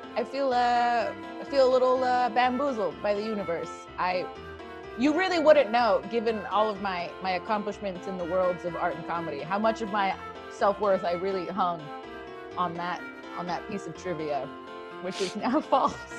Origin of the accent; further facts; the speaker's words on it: Bellflower, California, United States; I was born in Bellflower, California